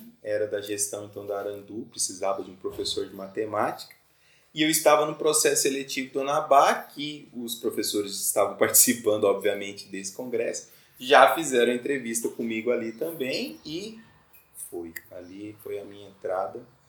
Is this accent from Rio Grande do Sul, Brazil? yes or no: no; Mato Grosso do Sul, Brazil; moved away as an adult; now in Florianópolis, Brazil; Eu sou de Mato Grosso do Sul né? e tô aqui já fazem 13 anos